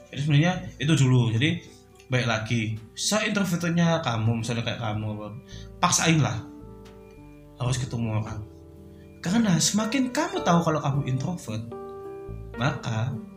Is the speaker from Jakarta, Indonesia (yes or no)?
no; Surabaya, East Java, Indonesia; aku kan dari Surabaya